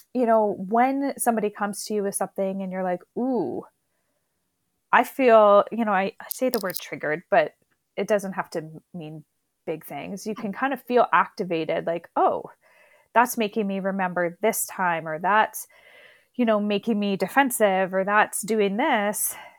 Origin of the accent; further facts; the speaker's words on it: Canada; I'm Canadian